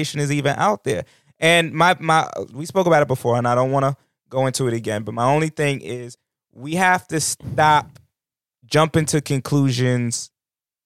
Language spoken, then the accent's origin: English; New York, United States; As a New Yorker